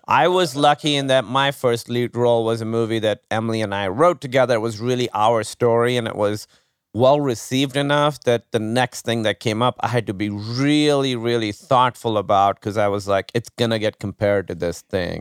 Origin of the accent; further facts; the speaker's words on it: Pakistan; moved away as an adult; now in United States; growing up in Pakistan